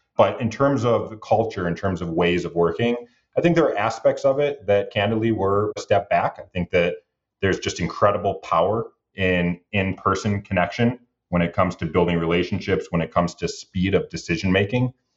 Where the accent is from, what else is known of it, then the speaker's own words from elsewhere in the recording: Detroit, Michigan, United States; also born or lived in New York; I'm born and raised in Detroit